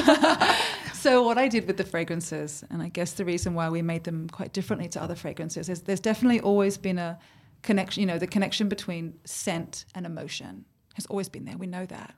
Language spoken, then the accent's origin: English; Sydney, New South Wales, Australia; moved away as an adult; now in London, United Kingdom; I'm born in Australia, so was my mum